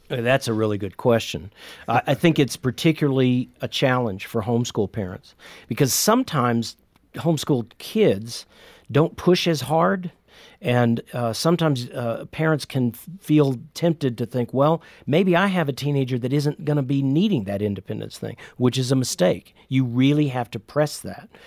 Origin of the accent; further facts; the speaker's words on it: Indiana, United States; I'm from Indiana